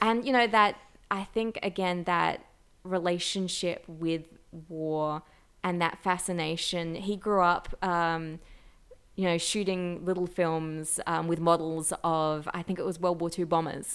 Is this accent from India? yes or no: no; Australia; growing up in Australia, we've always had, uh, Anzac Day